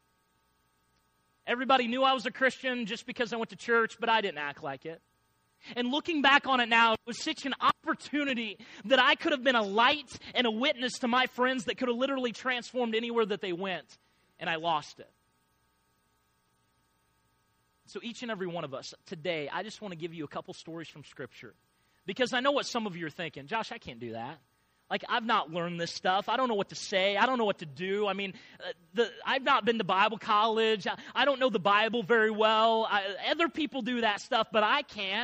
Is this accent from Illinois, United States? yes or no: yes; Illinois, United States; I grew up in Illinois, and my grandpa was a farmer